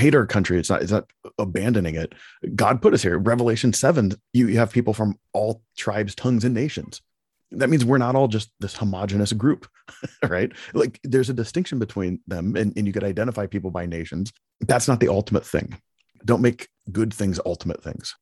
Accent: Palo Alto, California, United States; I was born in Palo Alto, California, and, and have lived in America, you know, my whole life

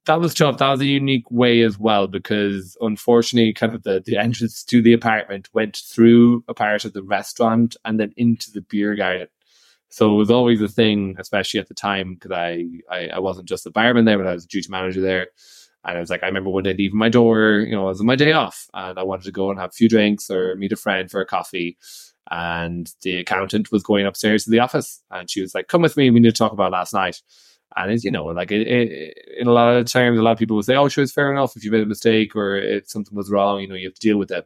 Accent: Irish Midlands, Ireland; accent: bogger, Midlands Irish; now in Italy; he's from the Midlands

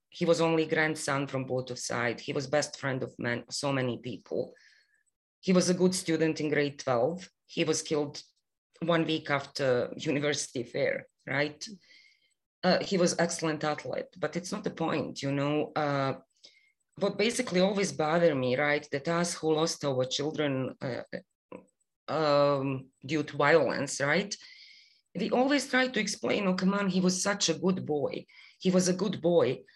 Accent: Bosnia & Herzegovina; moved away as an adult; also born or lived in Canada; now in Toronto, Canada; I am Bosnian Canadian

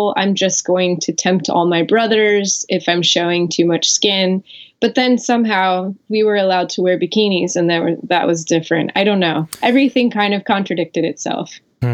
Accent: Orlando, Florida, United States; So I grew up in Orlando, Florida, which I was Southern Baptist. I grew up Southern Baptist in Orlando. So it was a lot of conservative

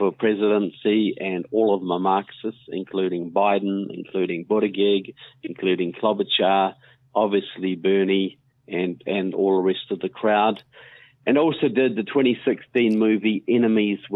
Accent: New Zealand; now in United States; I'm from New Zealand, but I've been coming to the United States for many years now. I live here.

